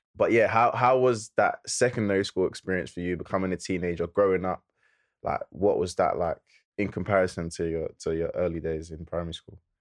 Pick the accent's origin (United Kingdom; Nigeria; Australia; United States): United Kingdom; London; we're from Lewisham